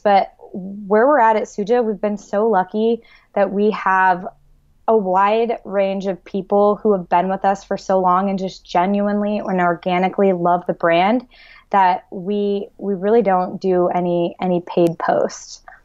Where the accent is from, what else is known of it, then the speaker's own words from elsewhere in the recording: Iowa, United States; moved away as an adult; also born or lived in San Diego; I grew up in Iowa, and I went to the University of Iowa.